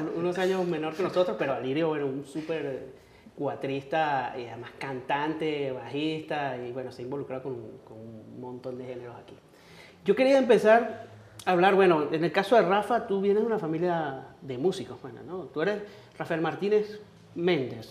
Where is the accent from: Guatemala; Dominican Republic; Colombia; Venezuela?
Venezuela; Venezuelan Andes; nosotros, que los tres somos andinos